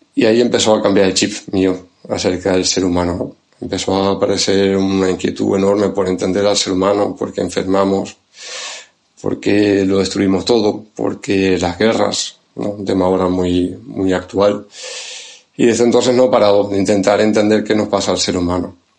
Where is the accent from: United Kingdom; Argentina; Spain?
Spain; Tenerife, Canary Islands; accent: Canarian; now in Santander, Spain; el acento viene de, Canarias, de Tenerife, ahí es donde nací y crecí